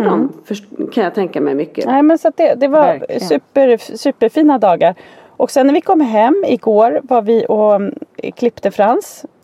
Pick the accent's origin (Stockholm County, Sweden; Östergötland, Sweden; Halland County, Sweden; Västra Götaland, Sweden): Stockholm County, Sweden; Danderyd; born there; Jag är född på Danderyds sjukhus bara helt så här